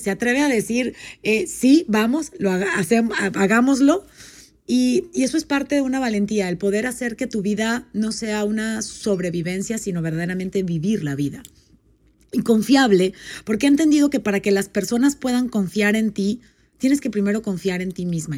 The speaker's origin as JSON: {"language": "Spanish", "country": "Panama", "tie": "born or raised there", "also_born_or_lived": "Puebla, Mexico", "moved": "as an adult", "lives_now": "Mexico", "said": "Yo soy panameña, nací en Panamá"}